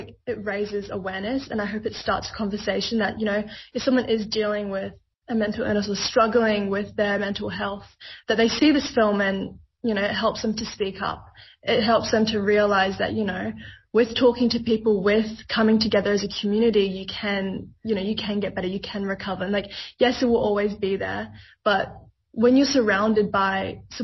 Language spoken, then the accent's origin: English; Australia; growing up in Australia